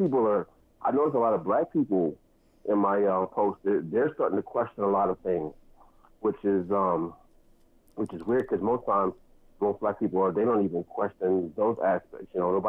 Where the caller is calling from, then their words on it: New Jersey, United States; I'm calling from New Jersey